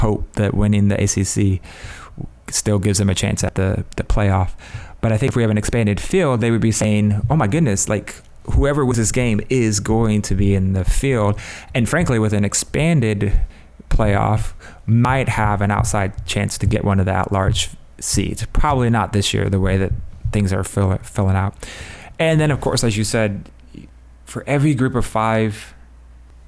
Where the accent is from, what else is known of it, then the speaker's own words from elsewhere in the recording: Ohio, United States; I grew up in Ohio. I grew up in Mac land